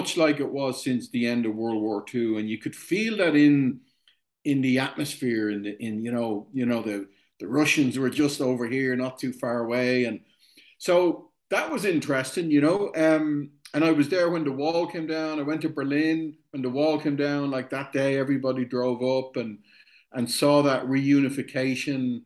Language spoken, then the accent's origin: English; Dublin, Leinster, Ireland; I was born in Dublin, 1965. Grew up in Ireland